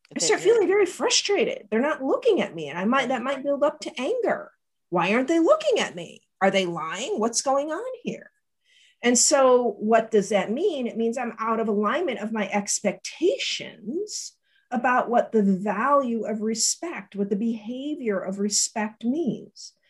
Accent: Las Vegas, Nevada, United States; I grew up in Vegas.

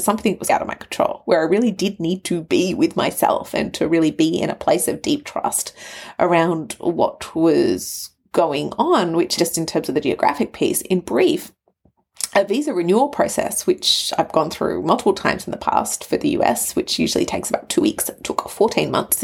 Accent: Australia; also born or lived in Canberra, Australia / Sydney, Australia; Australia being my home, my permanent home. I'm Australian

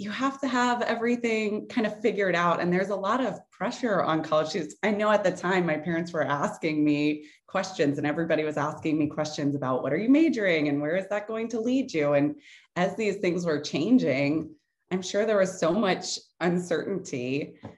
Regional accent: New Orleans, Louisiana, United States; moved away as an adult; also born or lived in Tallahassee, Florida; Hurricane Katrina hit New Orleans. And that was my hometown

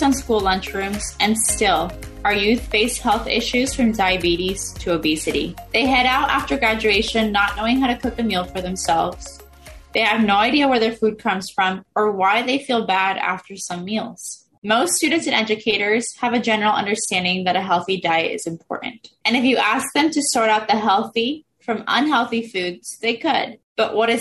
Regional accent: Oxnard, California, United States; I grew up in Oxnard. I've been here since I was 4 years old

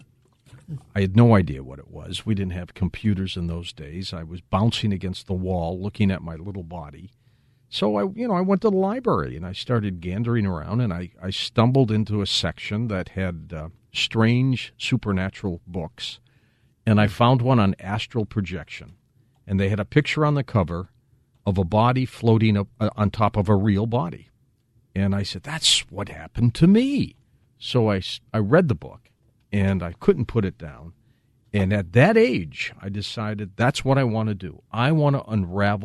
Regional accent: Midwest, United States; also born or lived in St. Louis; I was a guy from the Midwest

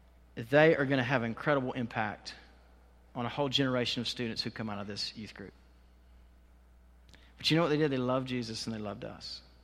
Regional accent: Waycross, Georgia, United States; I grew up in Waycross. Many of you know that.

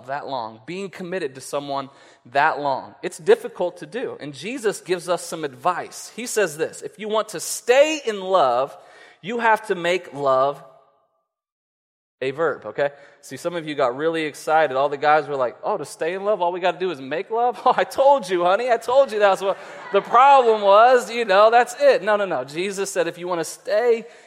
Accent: West Virginia, United States; we're from West Virginia

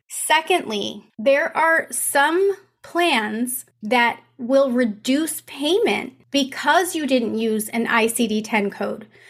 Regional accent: Riverside, California, United States; Riverside, California, which is my hometown.

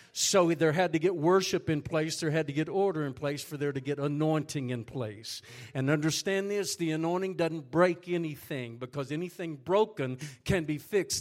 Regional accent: Texas, United States; moved away as an adult; now in Haiti; I am a Texan, and I am proud to be a Texan

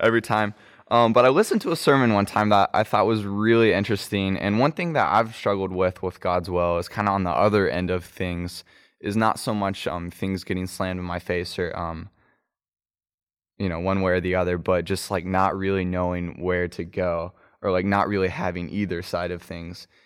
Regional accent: Kansas City, Kansas, United States; also born or lived in Chattanooga; now in Asheville, United States; I grew up in Kansas City, Kansas, and, uh, moved to Asheville and currently live there

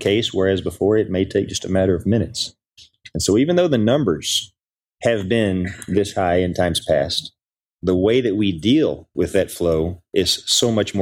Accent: Oklahoma, United States; moved away; also born or lived in Del Rio, Texas; I'm from Oklahoma

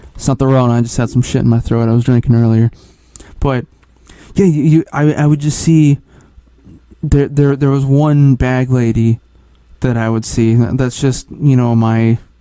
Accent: Midwest, United States; moved away; I'm actually from the Midwest

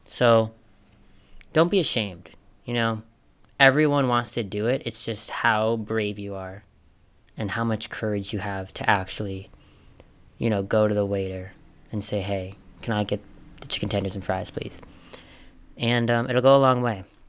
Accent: Minnesota, United States; I grew up in Minnesota

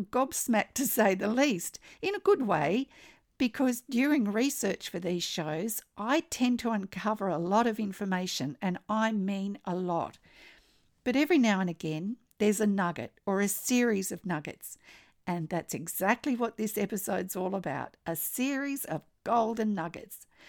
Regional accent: Australia; I'm an Australian textile artist

